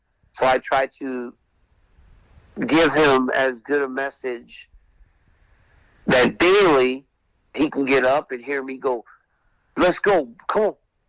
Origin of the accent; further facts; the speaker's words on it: Lafayette, Louisiana, United States; moved away as an adult; a guy from my hometown of Lafayette, Louisiana